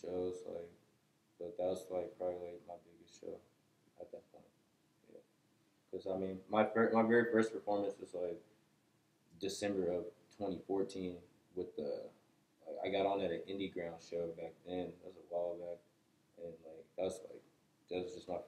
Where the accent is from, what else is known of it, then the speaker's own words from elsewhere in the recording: Lee's Summit, Missouri, United States; also born or lived in south Kansas City / Raytown; I'm from like south, and then I ended up moving out to Raytown when I was like real young. And then I moved from Raytown like around like fifth grade to Lee Summit.